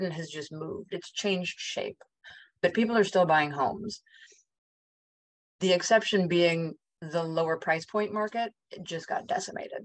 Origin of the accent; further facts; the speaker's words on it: Park City, Utah, United States; I grew up in Park City above Salt Lake City